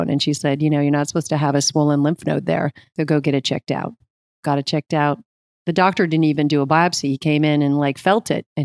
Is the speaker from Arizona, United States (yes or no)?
yes; Phoenix, Arizona, United States; moved away as an adult; also born or lived in Evanston, Illinois / New York; now in Los Angeles, United States; I was raised in Arizona.